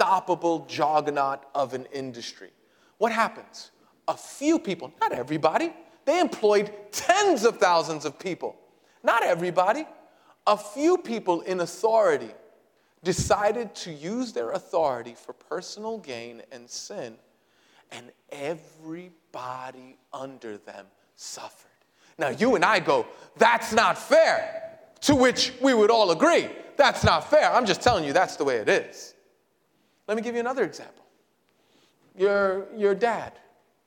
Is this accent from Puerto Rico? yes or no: yes; Puerto Rico; I'm Puerto Rican